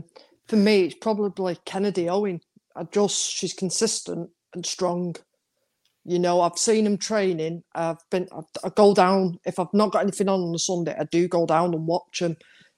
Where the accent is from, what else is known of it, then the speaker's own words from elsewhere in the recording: Stockport, North West England, United Kingdom; So I grew up opposite county. I grew up on Arnold Street.